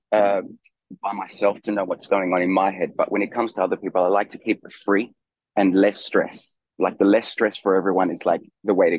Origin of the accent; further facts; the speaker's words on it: Australia; also born or lived in Chile / London, United Kingdom; now in France; I was born in Chile, I grew up in Australia, I lived in London for a long time, and now I live in France